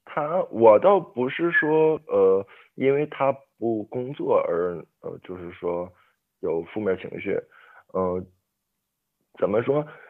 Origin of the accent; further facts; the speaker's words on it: Liaoning, China; 我也是辽宁的